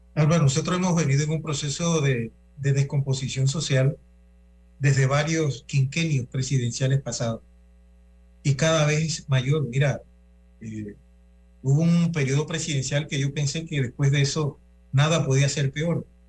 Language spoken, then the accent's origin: Spanish; Panama; nosotros como panameños